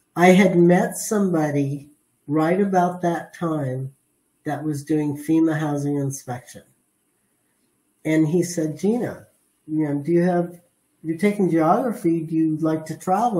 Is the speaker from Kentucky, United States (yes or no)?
no; San Fernando Valley, California, United States; I'm a Valley girl. Uh-huh. I was raised in the San Fernando Valley